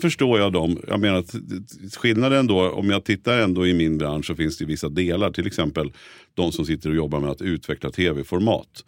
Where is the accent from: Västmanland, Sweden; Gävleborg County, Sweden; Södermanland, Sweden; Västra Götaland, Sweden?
Södermanland, Sweden; Nyköping; moved away as an adult; now in Stockholm, Sweden; jag är född och uppväxt i Nyköping, har varit hela mitt liv i princip.